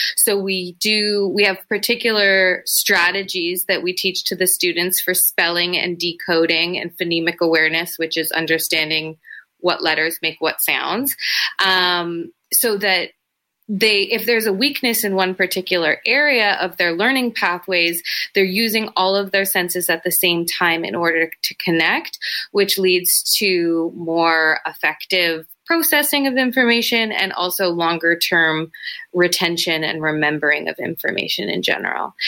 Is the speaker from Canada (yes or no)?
yes; Toronto, Ontario, Canada; I grew up in Etobicoke. It's a, you know, an affluent suburb of Toronto